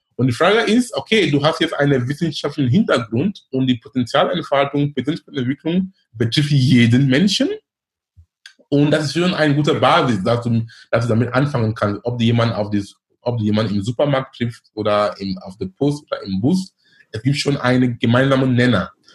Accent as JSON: {"language": "German", "country": "Cameroon", "tie": "born or raised there", "also_born_or_lived": "Darmstadt, Germany / Munich, Germany / Duisburg-Essen, Germany", "second_language": "German", "moved": "as an adult", "lives_now": "Hamburg, Germany", "said": "bin gebürtiger Kameruner"}